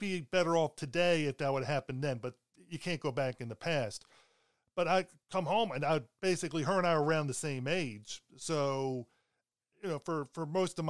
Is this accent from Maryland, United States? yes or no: yes; Baltimore, Maryland, United States; also born or lived in Pennsylvania; I was growing up in Baltimore after we moved from Pennsylvania